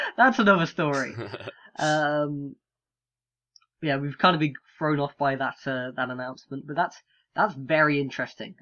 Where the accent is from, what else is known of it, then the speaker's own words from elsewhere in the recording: United Kingdom; being British